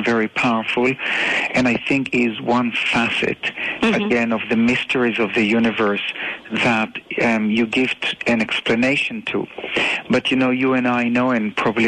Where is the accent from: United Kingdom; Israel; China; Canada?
Israel; Tel Aviv, Tel Aviv District; I was born in Tel Aviv in Israel